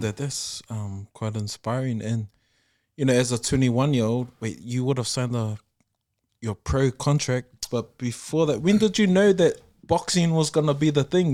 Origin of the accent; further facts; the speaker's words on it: Auckland, New Zealand; we're from New Zealand, we're South